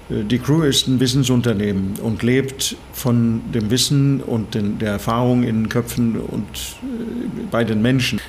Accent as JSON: {"language": "German", "town": "Bergen", "region": "Vestland", "country": "Norway", "tie": "born or raised there", "also_born_or_lived": "Saarland, Germany", "second_language": "German", "moved": "as an adult", "lives_now": "Germany", "said": "ursprünglich komme ich aus Norwegen. Ich bin an der Küste in Norwegen in Bergen geboren."}